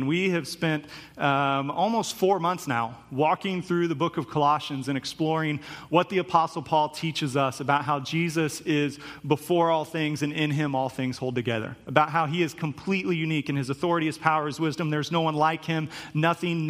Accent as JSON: {"language": "English", "town": "Topeka", "region": "Kansas", "country": "United States", "tie": "born or raised there", "said": "I grew up in Topeka, Kansas"}